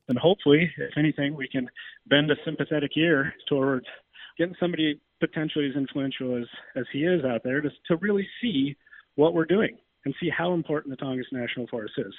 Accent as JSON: {"language": "English", "town": "Juneau", "region": "Alaska", "country": "United States", "tie": "born or raised there", "said": "Growing up in Juneau, all we ate was Sitka black-tailed deer"}